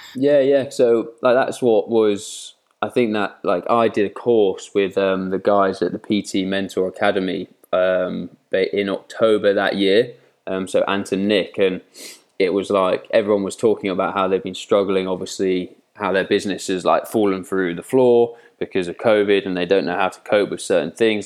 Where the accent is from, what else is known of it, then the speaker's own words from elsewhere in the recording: Twyford, South East England, United Kingdom; moved away as an adult; also born or lived in Slough / Newcastle / Sheffield; I'm a Southerner, lived in Reading, born in Slough, um, but lived in Reading, a place called Twyford, my whole life